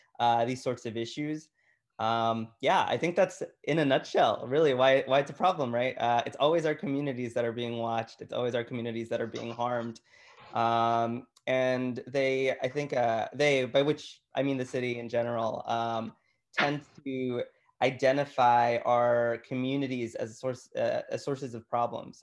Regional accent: Chicago, Illinois, United States; I grew up in Chicago. I grew up on the Southwest Side in Gage Park

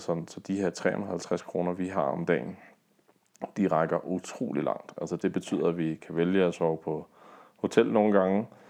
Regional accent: Denmark; hjemme i Danmark

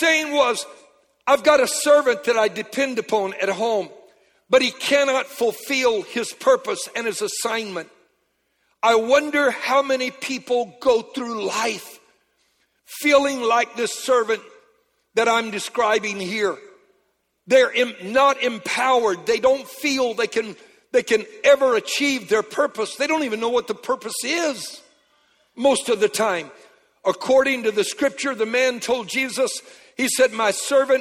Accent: Louisiana, United States; I'm a Cajun from Louisiana

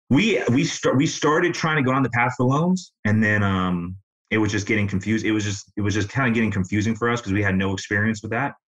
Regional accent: Illinois, United States; now in Tampa, United States; I grew up in Illinois, but I've been here for about 15 years

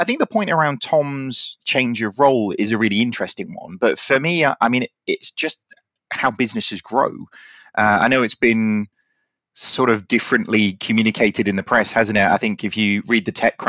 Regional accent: United Kingdom; Look at us being all British talking about the weather.

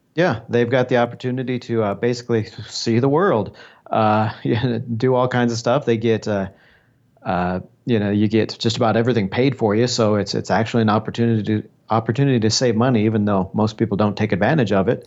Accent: Des Moines, Iowa, United States; born or raised there; now in Colombia

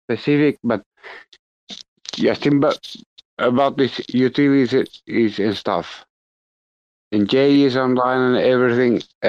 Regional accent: Finland; I'm from Finland.

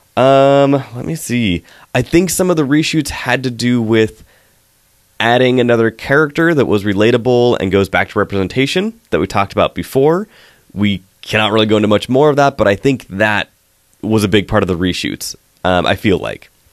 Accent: West Coast, United States; I grew up on the West Coast

